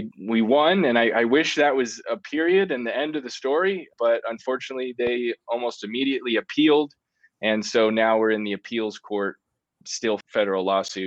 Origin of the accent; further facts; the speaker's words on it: Pennsylvania, United States; we're from Pennsylvania.